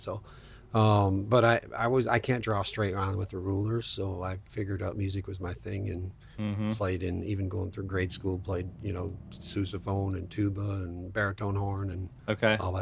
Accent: Sault Ste. Marie, Ontario, Canada; moved away; I grew up in Sault Ste. Marie, Ontario, Canada, which is northern Ontario

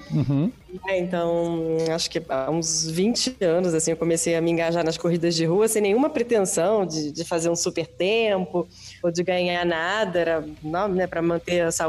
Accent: Rio de Janeiro, Brazil; now in São Paulo, Brazil; Estou em São Paulo. Sou, não sou daqui, sou do Rio, mas moro em São Paulo já há bastante tempo. Dizem meus amigos que eu até já perdi o, quase todo o sotaque.

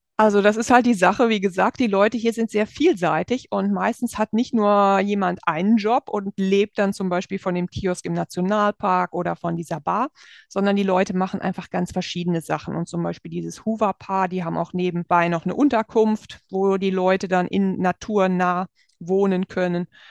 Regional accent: Germany; moved away; bei uns in Deutschland

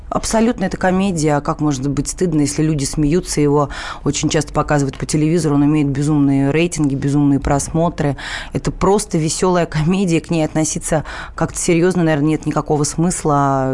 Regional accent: Moscow, Russia; у папы в Москве, я москвичка

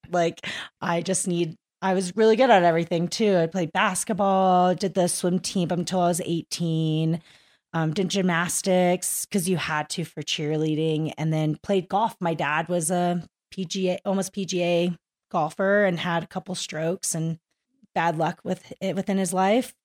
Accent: Kingwood, Texas, United States; moved away; I'm from Kingwood, Texas

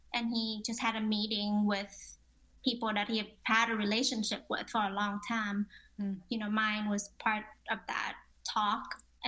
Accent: Ho Chi Minh City, Vietnam; I'm from Ho Chi Minh. I was born in Ho Chi Minh.

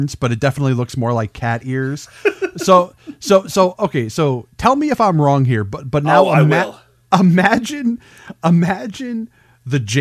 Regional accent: New England, United States; I'm from New England. I don't have an accent.

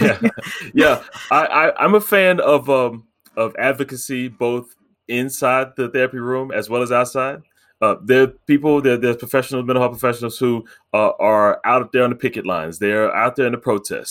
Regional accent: United States; I'm African American

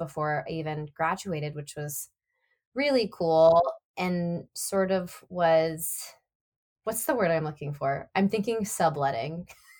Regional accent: Nashville, Tennessee, United States; accent: Southern; But it was funny because I'm from Nashville and I've worked, you know, fairly hard to sort of neutralize my accent.

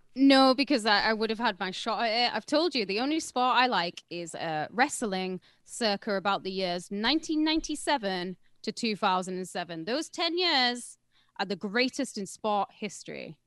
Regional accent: United Kingdom; I'm British

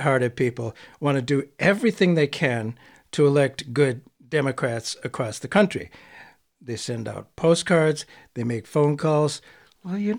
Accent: Northeast, United States; I'm from the Northeast.

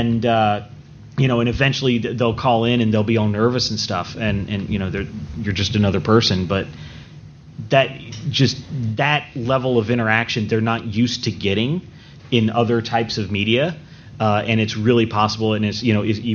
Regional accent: Georgia, United States; I'm from Georgia here

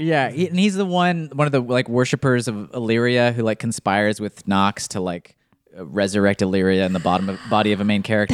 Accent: near Boulder, Colorado, United States; my hometown

